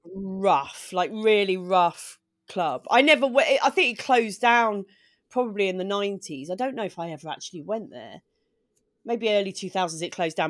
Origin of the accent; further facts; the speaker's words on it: Maidstone, South East England, United Kingdom; also born or lived in Sidcup; I'm from Maidstone in Kent. It's where I grew up. I was born in Sidcup, and then when I was six, we